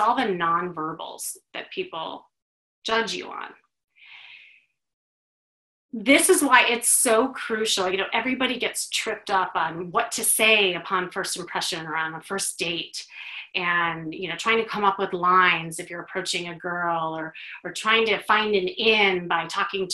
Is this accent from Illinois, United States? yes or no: yes; Chicago, Illinois, United States; now in Los Angeles, United States; I'm originally from Chicago